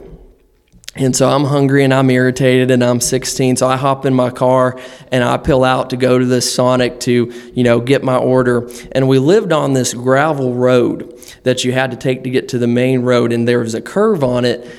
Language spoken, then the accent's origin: English; Amber, Oklahoma, United States; moved away as an adult; now in Ohio, United States; I'm from the great state of Oklahoma. grew up there. I've come from a little small town called Amber, Oklahoma, and grew up there all my life until I went to Bible school.